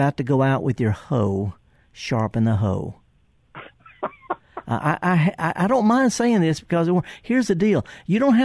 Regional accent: the Delta, Mississippi, United States; I'm from the Delta

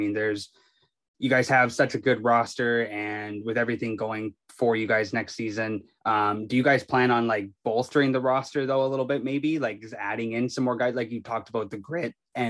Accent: Kamloops, British Columbia, Canada; born or raised there

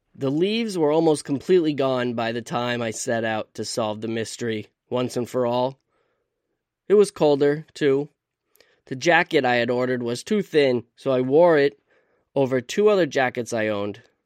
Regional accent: Vermont, United States; I'm from Vermont

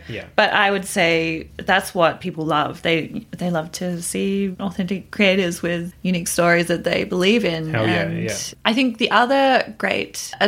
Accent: Australia; as an Australian

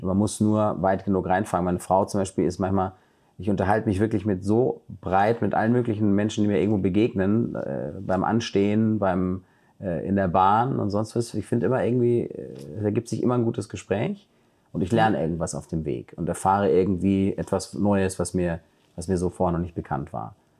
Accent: Germany; ich bin in Deutschland aufgewachsen

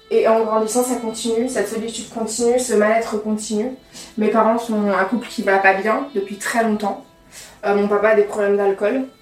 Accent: Charbonnières-les-Bains, Auvergne-Rhône-Alpes, France; je viens de Lyon, un petit village à côté de Lyon qui s'appelle Charbonnières-les-Bains.

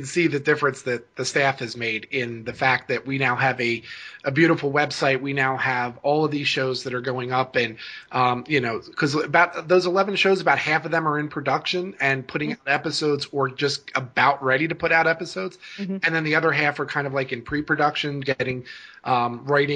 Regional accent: Pennsylvania, United States; moved away; also born or lived in Maine; I relocated with my family from Maine back to Pennsylvania, where I was originally from

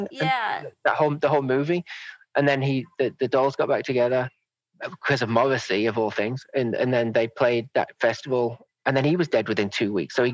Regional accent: Manchester, North West England, United Kingdom; born there; also born or lived in Cheshire; I'm an all over. I've never

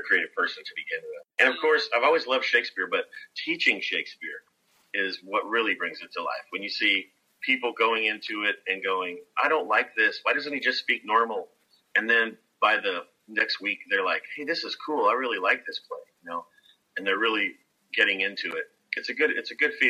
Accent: Kentucky, United States; Growing up in Kentucky

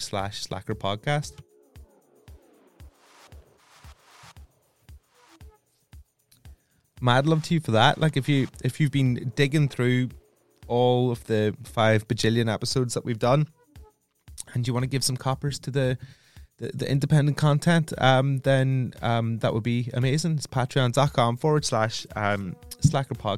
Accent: Northern Ireland, United Kingdom; me being Northern Irish

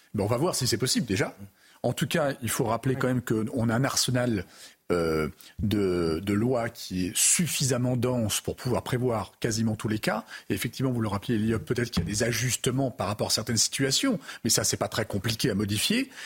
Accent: France; je suis Français

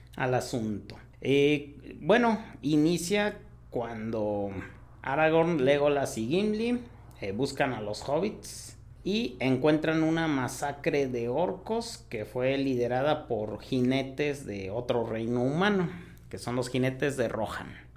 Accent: Mexico; also born or lived in Hidalgo; los que somos de México

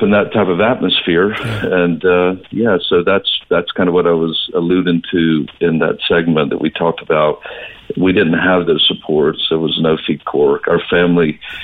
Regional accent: North Florida / Southern Georgia, United States; now in Cork, Ireland; I grew up in a rural southern town

